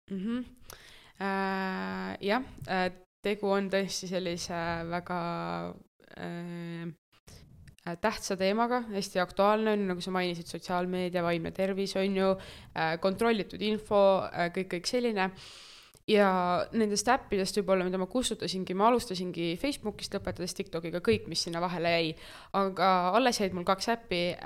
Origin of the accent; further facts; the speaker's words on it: Tartu, Tartu County, Estonia; aktiivse noorena Tartust